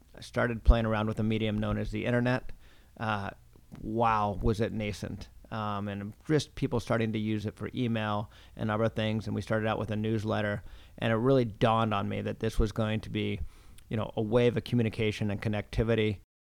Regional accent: Pacific Northwest, United States; moved away as an adult; also born or lived in Rochester; now in Boston, United States; I grew up in the Pacific Northwest

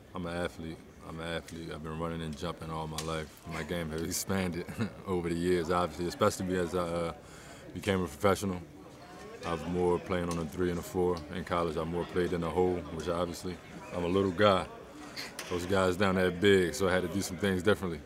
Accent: Baltimore, Maryland, United States; my hometown, Baltimore.

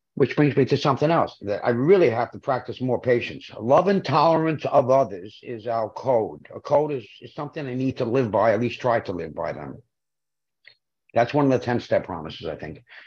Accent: New York City, New York, United States; I'm from Brooklyn

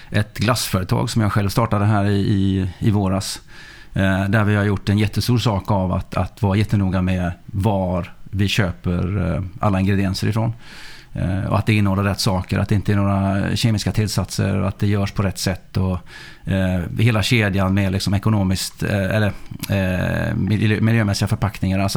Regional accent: Sweden; also born or lived in Faroe Islands / Norway / Denmark; Jag eh, är uppvuxen i Sverige. Jag eh, kom hit när jag var sex år. Men är född på Färöarna och uppvuxen i Norge, och Danmark och Sverige.

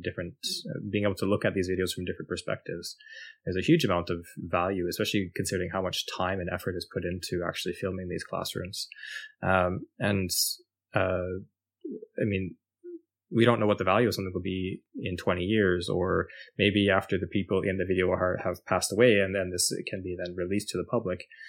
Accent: Canada; moved away as an adult; now in Norway; I am formerly from Canada and now following my heart, uh, moved to Norway

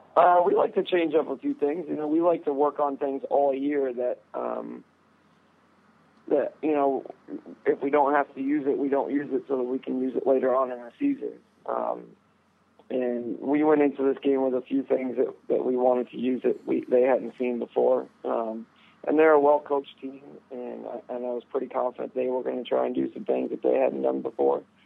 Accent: Texas, United States; now in Vermont, United States; growing up in Texas

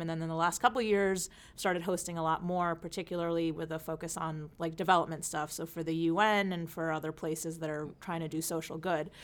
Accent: the New York area, United States; also born or lived in California; I grew up out here in New, uh, the New York area

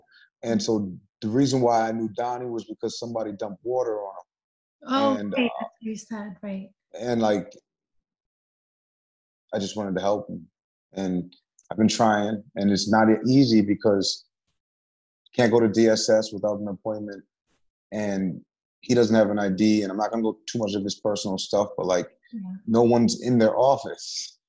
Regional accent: Beacon, New York, United States; also born or lived in Middletown, New York / Newburgh, New York; I was born in Middletown. Okay. I lived in Newburgh for a year. Then I was raised in Beacon from like first grade on.

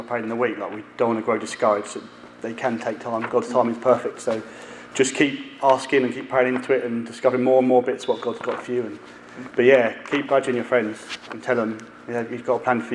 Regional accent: United Kingdom; We're British

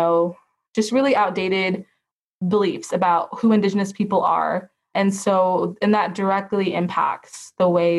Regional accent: Sacramento, California, United States; I grew up in Sacramento, California, which is a very diverse community

